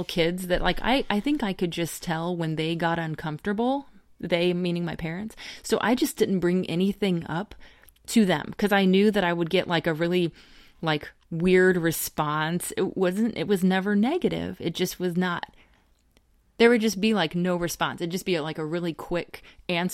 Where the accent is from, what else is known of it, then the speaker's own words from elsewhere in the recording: Middle America, the Bible Belt, Midwest, United States; We are from the Middle America area and the Bible Belt